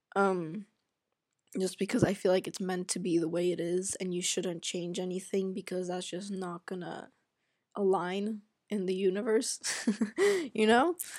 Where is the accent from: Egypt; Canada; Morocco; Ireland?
Egypt; also born or lived in Sweden; now in Germany; I grew up in Egypt